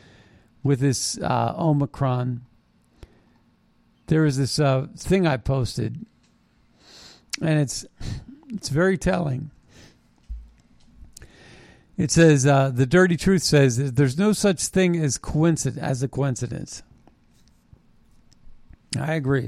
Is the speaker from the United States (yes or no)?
yes; United States; I was born in America